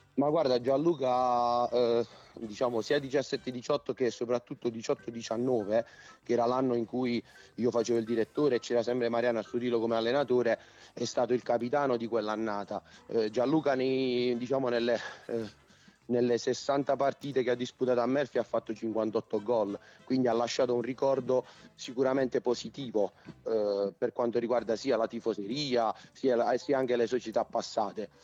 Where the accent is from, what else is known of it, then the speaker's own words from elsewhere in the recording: Atella, Basilicata, Italy; io l'anno scorso ero ad Atella, quindi io, mm, nel mio paese